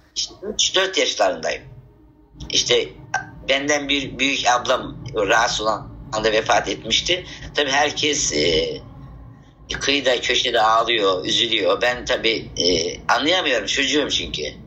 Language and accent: Turkish; Havza, Samsun, Turkey; Samsun ilinin Havza ilçesinin Hilmiye adında bir dağ köyünde toprak evde doğmuşum.